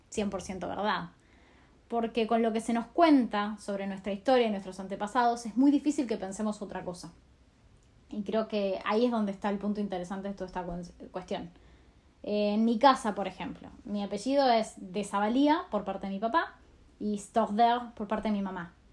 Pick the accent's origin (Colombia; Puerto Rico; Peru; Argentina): Argentina; en países como Argentina, de donde yo soy